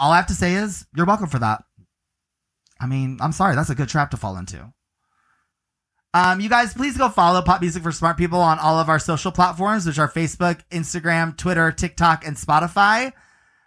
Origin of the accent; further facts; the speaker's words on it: Clearwater, Florida, United States; I hail from Clearwater as well